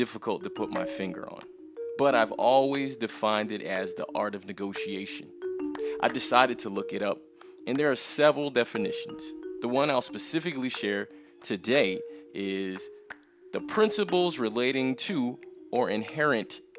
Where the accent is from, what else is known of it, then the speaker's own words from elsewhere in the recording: New York, United States; moved away as an adult; now in Colombia; I'm originally from New York.